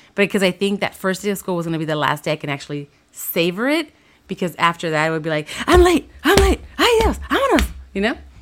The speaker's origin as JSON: {"language": "English", "town": "Los Angeles", "region": "California", "country": "United States", "tie": "born or raised there", "said": "I grew up in Watts, so my high school was in Downey"}